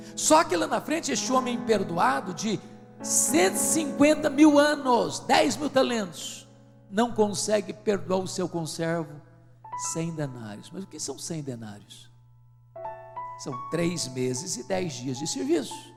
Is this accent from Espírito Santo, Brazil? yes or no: yes; Espírito Santo, Brazil; Eu sou do estado do Espírito Santo